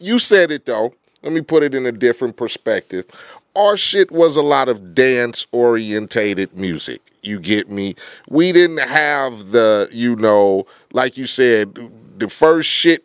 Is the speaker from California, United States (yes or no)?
yes; Compton, California, United States; I grew up in Compton. I was fucking gangbanging at 13, 14 years old.